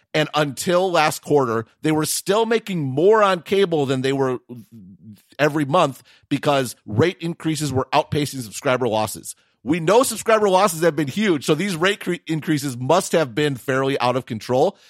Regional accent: Wisconsin, United States; accent: Wisconsin local dialect; I'm from Wisconsin.

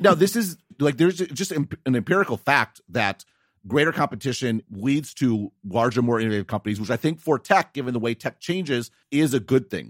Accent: United States; as an American

